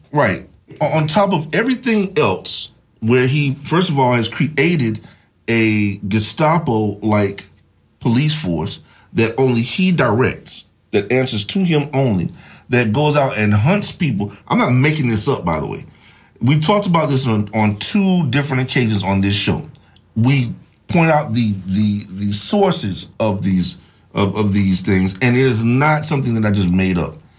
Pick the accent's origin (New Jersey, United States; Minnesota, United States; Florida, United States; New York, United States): Florida, United States; Tallahassee; I'm from Tallahassee, Florida, so uh, I can tell you that uh, I knew Dr. C.K. Steele personally